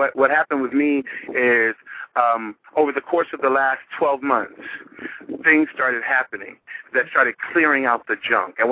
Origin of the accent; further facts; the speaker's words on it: Dallas, Texas, United States; I'm from Dallas.